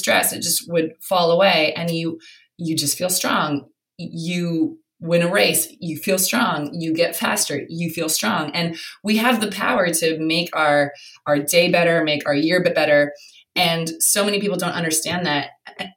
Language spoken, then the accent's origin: English; Canada; moved away as an adult; now in London, United Kingdom; I'm from Canada, and Canada, look, it's small, but it's very friendly.